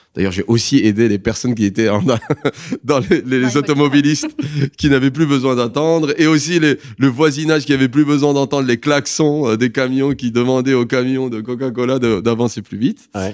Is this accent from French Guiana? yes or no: no; Rabat, Rabat-Salé-Kénitra, Morocco; also born or lived in Paris, France; je suis marocain, je suis né ici. J'ai fait l'école française, j'ai eu mon bac au lycée français de Rabat